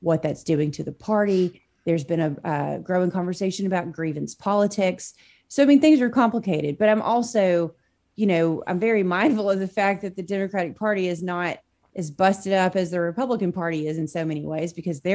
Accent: Arkansas, United States; I'm from Arkansas

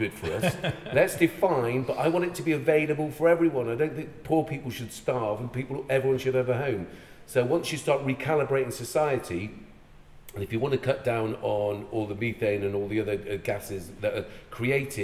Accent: Ireland; moved away; I'm Irish.

